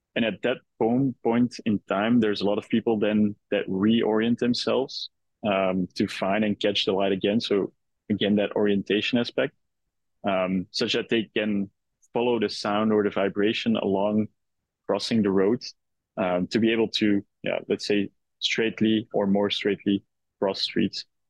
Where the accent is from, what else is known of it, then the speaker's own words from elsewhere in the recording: Belgium; moved away as an adult; now in New York, United States; originally, I, am uh, Belgian.